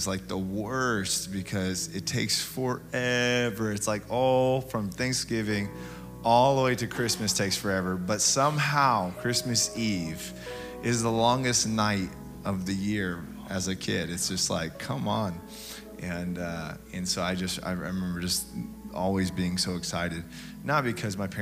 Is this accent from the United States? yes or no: yes; Tacoma, Washington, United States; I grew up in Tacoma, middle child of 11